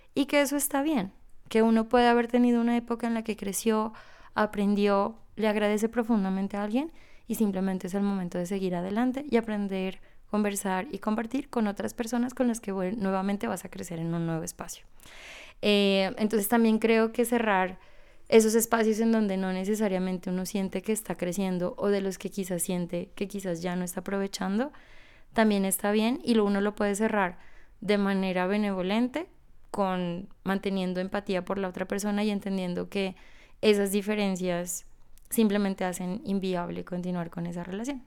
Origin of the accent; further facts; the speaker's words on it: Ipiales, Nariño, Colombia; en una ciudad pequeña como Ipiales, de donde yo soy